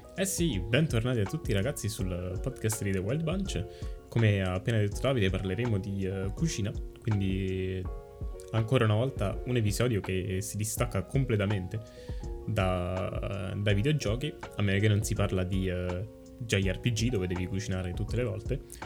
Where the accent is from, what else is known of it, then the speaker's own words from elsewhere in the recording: Italy; moved away as an adult; now in Canada; siamo cresciuti comunque in Italia